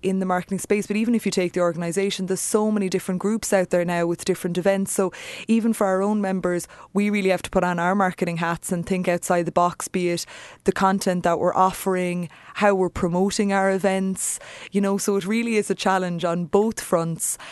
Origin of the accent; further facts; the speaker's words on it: Ireland; we're Irish, we're storytellers